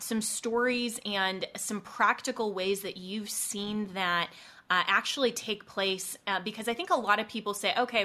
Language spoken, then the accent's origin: English; Colorado, United States; there are a lot of people, myself included, who are natives of Colorado, who've been there our whole lives